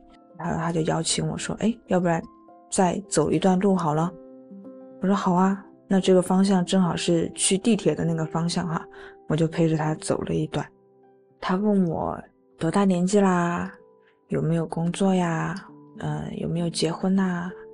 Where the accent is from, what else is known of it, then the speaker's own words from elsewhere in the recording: Guizhou, China; moved away as an adult; 今年二十八岁，我是来自贵州，现在在 S 城市工作